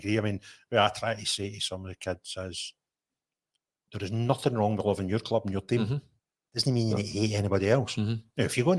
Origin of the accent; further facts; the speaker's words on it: Bridge of Weir, Scotland, United Kingdom; also born or lived in Linwood; I was born in Linwood and I moved when I was about second year in school up the Bridge of Weir.